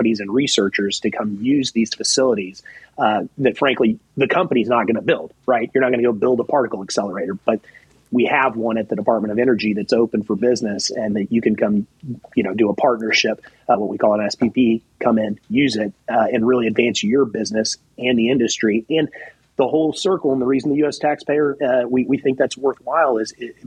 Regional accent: Texas, United States; I'm from Texas

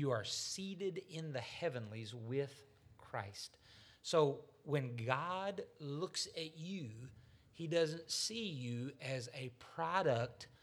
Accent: United States; especially as an American

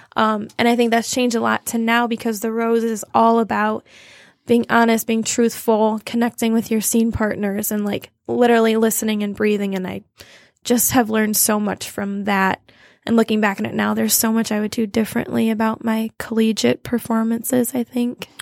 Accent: Toledo, Ohio, United States; moved away as an adult; now in Chelsea, United States; I grew up in Toledo, Ohio, which is about an hour from Chelsea.

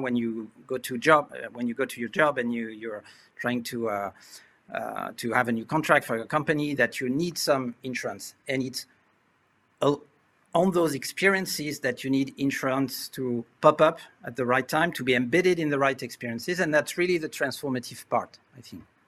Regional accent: France; accent: French; English is a second language; also born or lived in Asia; As you can hear uh, from my accent, I was uh, born and raised in France

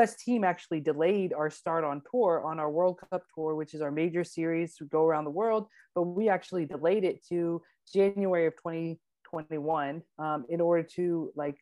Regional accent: Georgia, United States; I am from Georgia, and in Georgia we have lots of hills

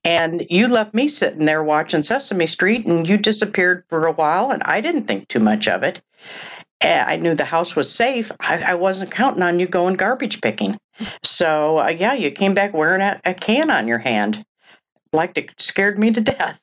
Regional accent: Oak Park, Illinois, United States; also born or lived in Des Moines, Iowa / Chicago; from the age of ten on, and still, Oak Park, Illinois

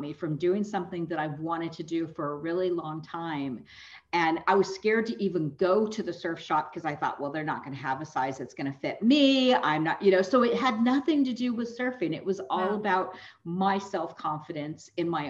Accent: California, United States; moved away as an adult; also born or lived in East Coast; I grew up here in California, and then I left California for 22 years and went on the East Coast.

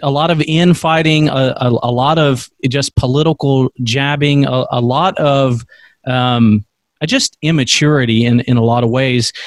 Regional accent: United States; as American Christians

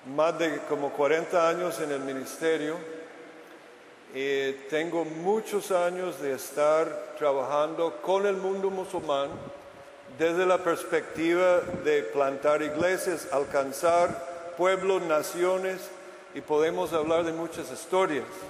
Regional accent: United States; Spanish is a second language; moved away as an adult; now in Costa Rica; Hace 18 años estuve en mi país natal, Estados Unidos

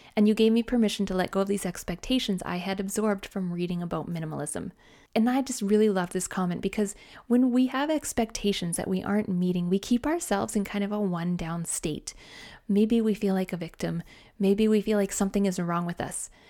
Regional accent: Canada; I'm Canadian

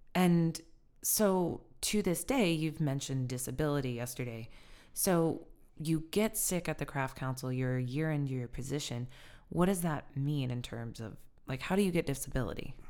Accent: Sioux City, Iowa, United States; moved away; also born or lived in Apalachicola, Florida / Philadelphia; I'm from Sioux City

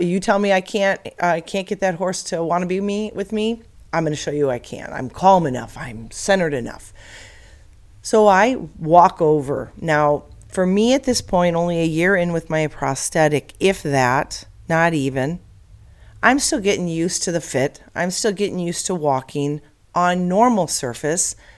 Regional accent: Illinois, United States; now in Arizona, United States; I grew up in Illinois, and like most every little girl, we dreamed of having a pony in the suburbs of Chicago

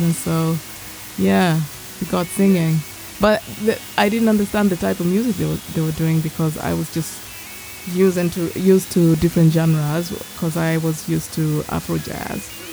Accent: Kenya; I grew up in Kenya

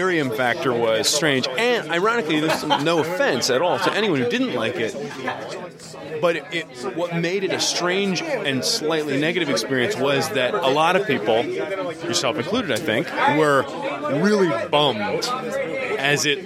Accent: Lancaster, Pennsylvania, United States; now in Philadelphia, United States; Lancaster originally, been in Philadelphia for about 15 years

